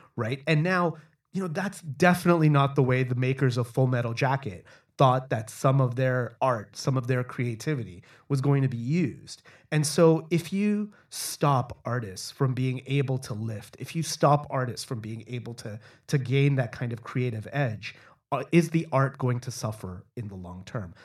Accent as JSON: {"language": "English", "town": "Toronto", "region": "Ontario", "country": "Canada", "tie": "born or raised there", "said": "growing up in Toronto"}